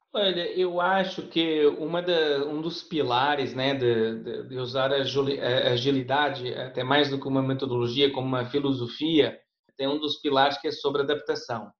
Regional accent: Portugal; accent: European Portuguese; moved away; meu português de Portugal

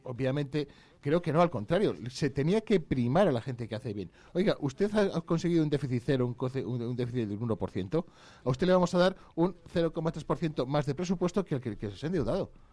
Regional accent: Vallejo de Orbó, Castile and León, Spain; tengo la suerte de que se nombra a mi pueblo en el himno

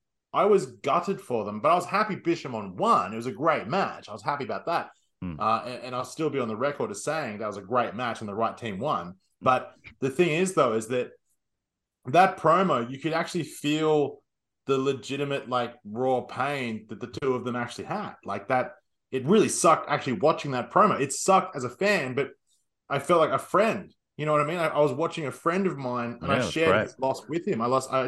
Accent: Australia; as an Australian

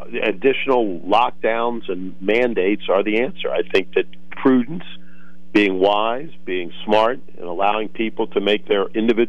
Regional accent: Cumberland County, Pennsylvania, United States; also born or lived in southern Brazil; I'm from Cumberland County. I grew up in Pennsylvania, but as you may know, I wasn't born here. I was born in a slum in southern Brazil.

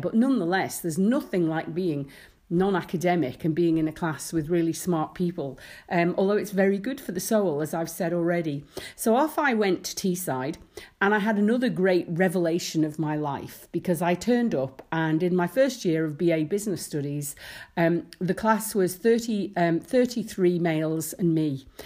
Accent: Isle of Man; I'd worked in shops in the summer growing up in the Isle of Man

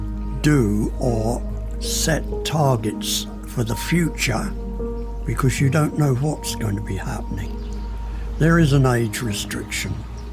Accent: Sutton, London, United Kingdom; born there; I'm 85 years old. I was born in Sutton in Surrey in 1938.

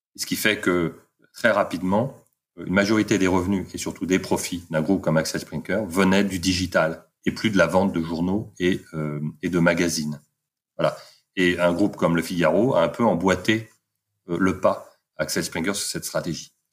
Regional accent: Paris, Île-de-France, France; moved away as an adult; also born or lived in London; je suis parisien d'origine

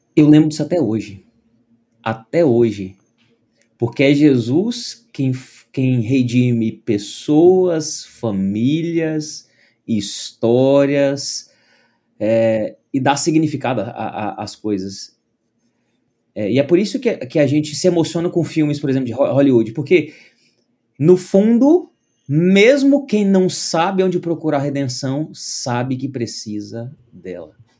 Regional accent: Uberaba, Minas Gerais, Brazil; na igreja presbiteriana de Uberaba, onde eu cresci

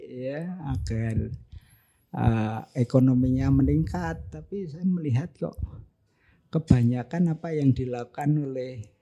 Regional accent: Ungaran, Central Java, Indonesia; born there; saya lahir di Ungaran tapi leluhur saya dari ibu itu dari Imbluro

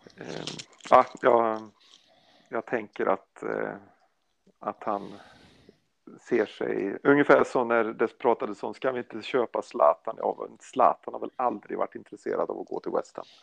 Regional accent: Sweden; jag är svensk

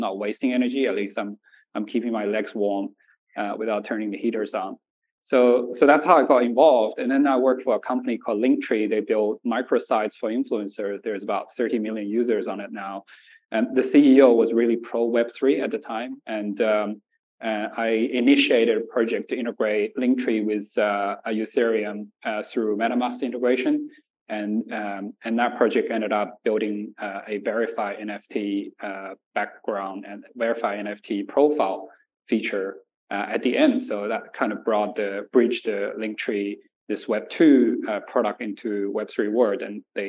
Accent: Nanjing, Jiangsu, China; also born or lived in Shanxi; now in Australia; I was born in Shanxi and raised in Nanjing.

